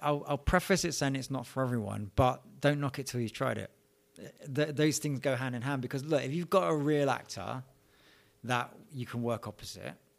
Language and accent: English; London, United Kingdom; I was born in London, England, um, in a place called Edmonton, small town in the north and north of Eng-, uh, London, not of England. And, yeah, I, I lived there, you know, all my childhood years.